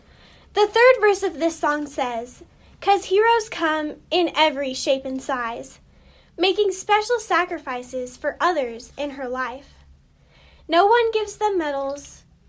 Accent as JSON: {"language": "English", "town": "Silver City", "region": "New Mexico", "country": "United States", "tie": "born or raised there", "said": "I am from Silver City. I was born and raised here. I am in Grant County 4-H and in Cliff FFA."}